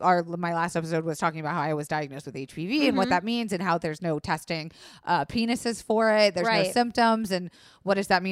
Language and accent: English; Florida, United States; Public school in Florida